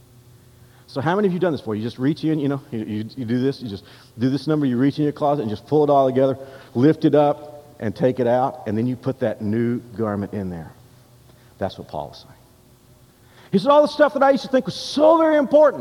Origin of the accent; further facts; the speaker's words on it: United States; now in Kansas, United States; I'm an American by birth, and I'm Kansan here